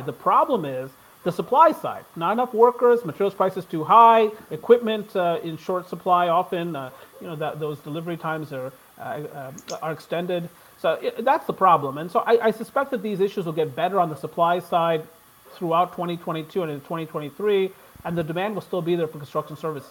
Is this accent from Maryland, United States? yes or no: yes; Maryland, United States; I'm from Maryland